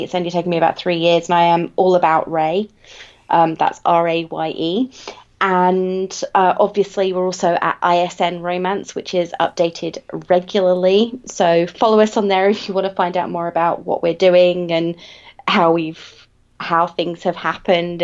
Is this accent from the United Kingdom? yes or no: yes; England, United Kingdom; I come from England